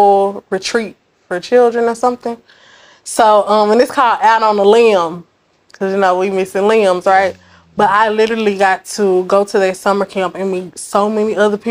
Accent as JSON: {"language": "English", "town": "Dallas", "region": "Texas", "country": "United States", "said": "I'm from Dallas. I'm from Oak Cliff"}